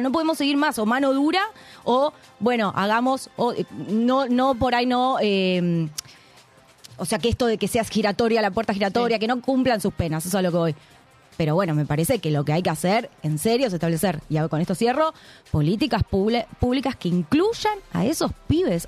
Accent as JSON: {"language": "Spanish", "town": "Lanús", "region": "Buenos Aires Province", "country": "Argentina", "said": "Yo soy de Lanús, soy de Valentina Alcina, conozco el barrio"}